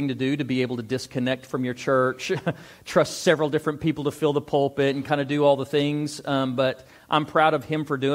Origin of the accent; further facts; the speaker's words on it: Amarillo, Texas, United States; also born or lived in Dumas; I was born and raised in Amarillo.